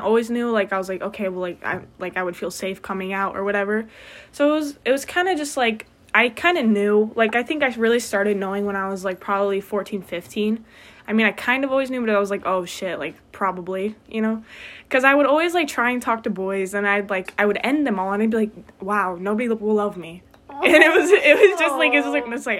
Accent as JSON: {"language": "English", "town": "Portage", "region": "Michigan", "country": "United States", "said": "I'm from Portage, which is, like, 45 minutes away. And it's a relatively small town"}